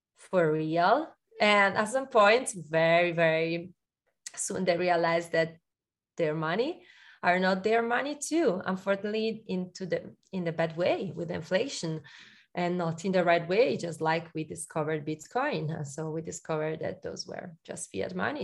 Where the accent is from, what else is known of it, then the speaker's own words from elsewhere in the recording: Milan, Lombardy, Italy; I'm Italian, uh, but I'm from Milan.